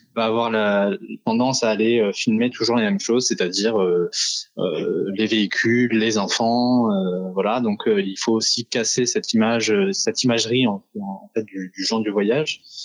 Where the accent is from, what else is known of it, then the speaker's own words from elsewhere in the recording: France; Nous sommes français